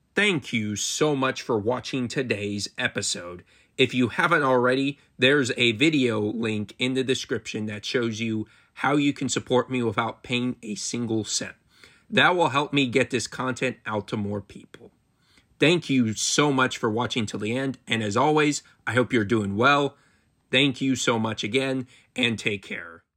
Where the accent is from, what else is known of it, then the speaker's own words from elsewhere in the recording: Marysville, Ohio, United States; Marysville, Ohio, my hometown